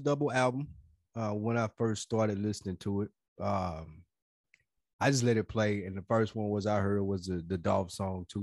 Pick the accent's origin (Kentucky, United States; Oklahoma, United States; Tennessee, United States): Tennessee, United States; Nashville; moved away as an adult; now in Atlanta, United States; we're from Nashville.